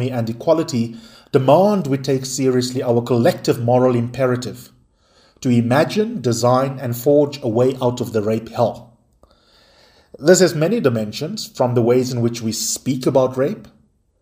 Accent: South Africa; here in my home country of South Africa

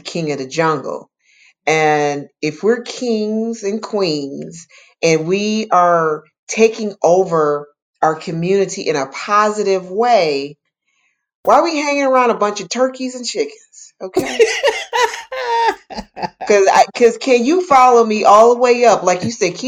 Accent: Detroit, Michigan, United States; I grew up in Detroit, and I was in a neighborhood that had two gangs in it

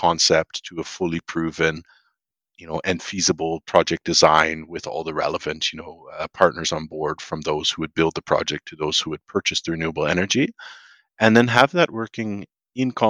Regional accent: Canada; moved away; a Canadian based abroad

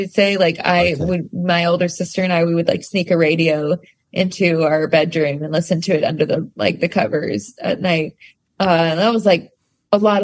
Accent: rural Pennsylvania, United States; also born or lived in Staten Island, New York; we grew up very in rural Pennsylvania after we left the city. Like I was born in Staten Island, and then I grew up in a tiny town, like didn't have a red light

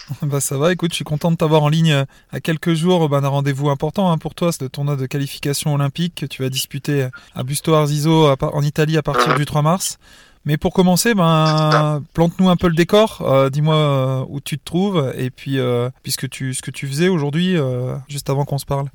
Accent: France; chez nous en France

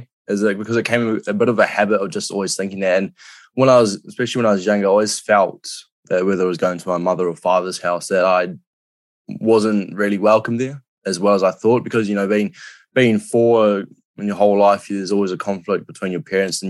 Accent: New Zealand; I think over in NZ, it's, especially as a male, it's really, you know, you've got to be a bloke from the get-go.

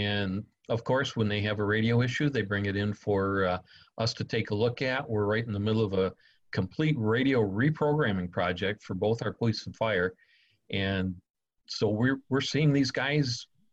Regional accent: Michigan, United States; now in Florida, United States; I'm from Michigan, and I'm accustomed to basically stick and lumber buildings

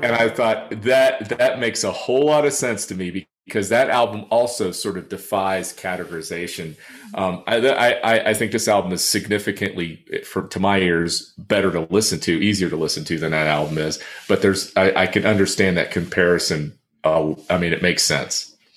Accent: Texas, United States; raised in Texas

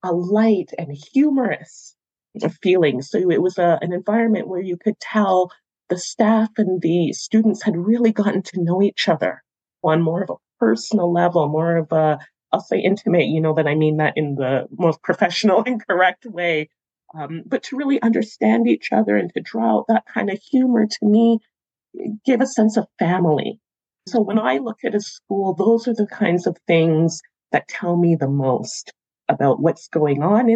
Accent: Toronto, Ontario, Canada; the schools that I attended growing up in Toronto as a student myself

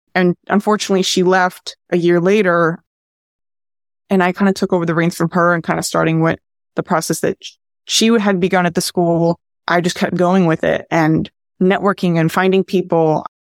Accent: New Jersey, United States; also born or lived in New York; I'm originally from New Jersey

